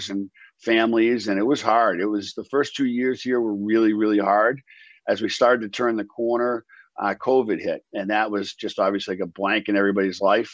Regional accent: Boston, Massachusetts, United States; I'm from Boston

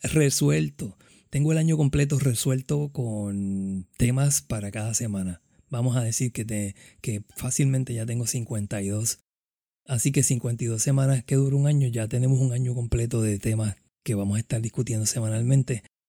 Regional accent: Caguas, Puerto Rico; nacido y criado en Caguas, Puerto Rico

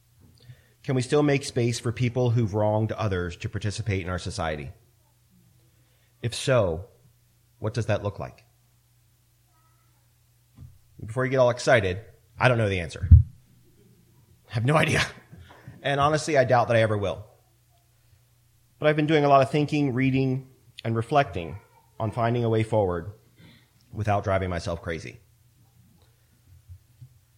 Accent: Central Maryland, United States; I grew up in Central Maryland, and I went to school on a military base

